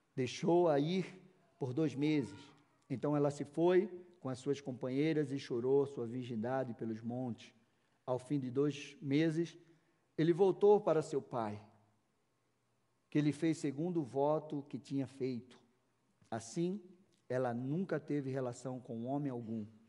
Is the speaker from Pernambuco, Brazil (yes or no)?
yes; Recife, Pernambuco, Brazil; now in Curitiba, Brazil; Eu já estou aqui há 23 anos, vindo calor, nordestino, lá de Recife